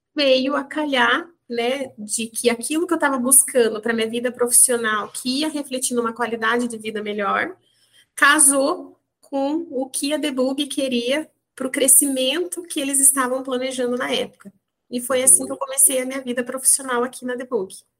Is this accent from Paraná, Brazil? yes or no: yes; Maringá, Paraná, Brazil; moved away as an adult; also born or lived in Curitiba; surgiu a oportunidade de eu estar mudando da minha cidade natal, que é Maringá, no norte do Paraná